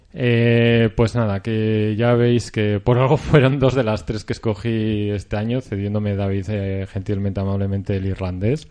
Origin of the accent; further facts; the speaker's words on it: Spain; para vosotros nosotros somos gallegos